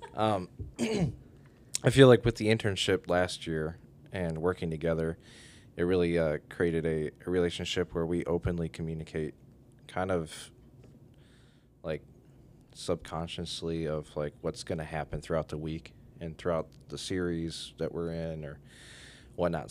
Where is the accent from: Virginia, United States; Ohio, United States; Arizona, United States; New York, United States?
Ohio, United States; Oregon; I grew up in Oregon, Ohio. Born and raised